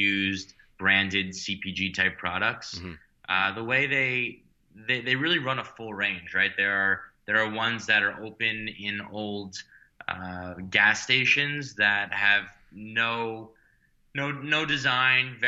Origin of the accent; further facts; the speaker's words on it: New York City, New York, United States; I grew up in Manhattan and went to, you know, high school in the city